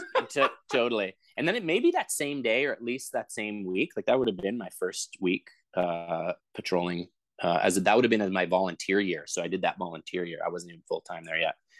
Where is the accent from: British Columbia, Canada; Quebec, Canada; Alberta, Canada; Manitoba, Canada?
British Columbia, Canada; Vancouver; i grew up in vancouver so two hours south of whistler